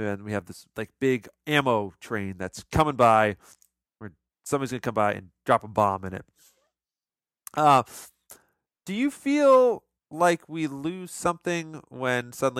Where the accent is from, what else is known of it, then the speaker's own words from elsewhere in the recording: United States; growing up in America in the 90s